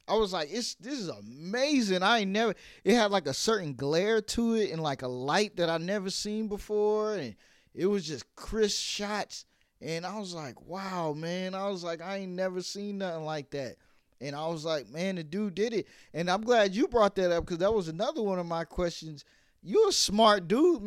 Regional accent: New York City, New York, United States; now in Atlanta, United States; I'm from Brooklyn

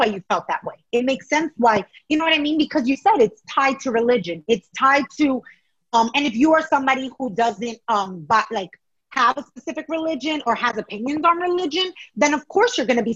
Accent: New York City, New York, United States; although my family's Ecuadorian, I grew up in New York City.

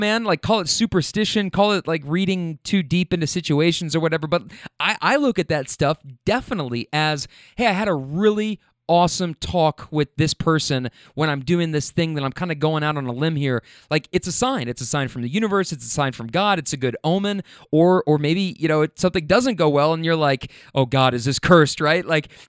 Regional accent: Minnesota, United States; you know, but we're from Minnesota, 700 miles away.

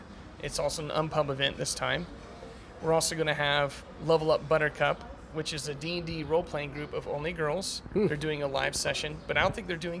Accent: Oklahoma, United States; now in Tennessee, United States; I'm not originally from Tennessee. I'm from Oklahoma

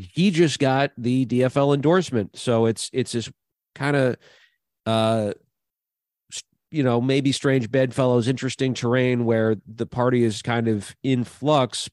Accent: Minnesota, United States; moved away; Minnesota, my home state

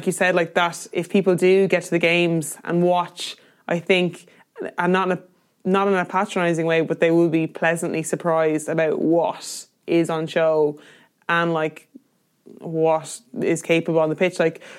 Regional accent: Kildare, Leinster, Ireland; I'm from Kildare, so it wouldn't necessarily be considered a Camogie stronghold.

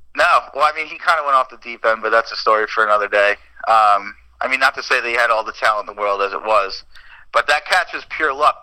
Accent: Nassau County, New York, United States; moved away as an adult; now in Medford, United States; I am a New Yorker forever

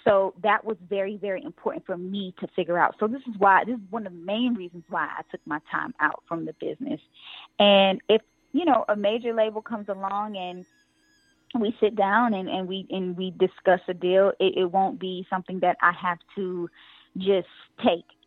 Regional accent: New York, United States; I'm born and raised in New York

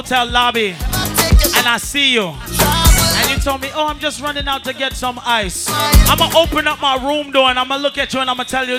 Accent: Jamaica; I'm Jamaican and I don't fuck regular.

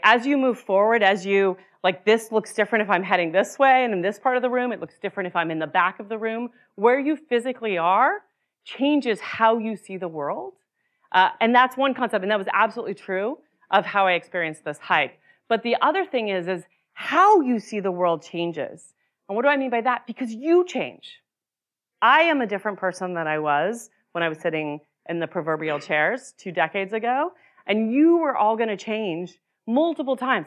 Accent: Utah, United States; moved away; I grew up in Utah

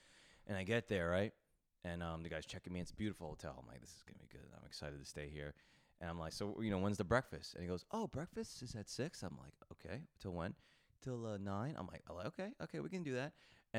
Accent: New York, United States; As a New Yorker, you're like, what the fuck is this?

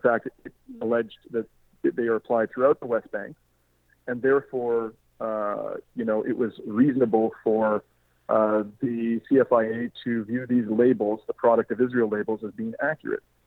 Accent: Canada; as a Canadian

